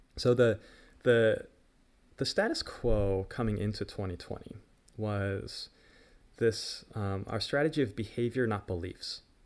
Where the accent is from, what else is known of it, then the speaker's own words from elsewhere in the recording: United States; as an American